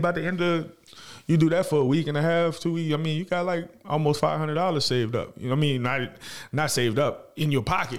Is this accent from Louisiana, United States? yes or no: yes; New Orleans, Louisiana, United States; now in Fort Worth, United States; I'm, uh, from New Orleans, Louisiana, uptown. uh, third Walter Magnolia projects.